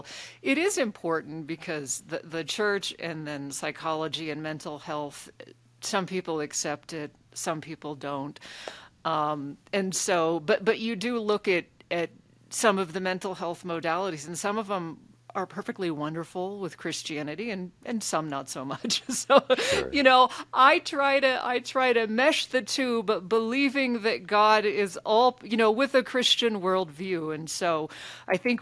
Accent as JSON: {"language": "English", "region": "Alaska", "country": "United States", "tie": "born or raised there", "said": "I grew up in Alaska."}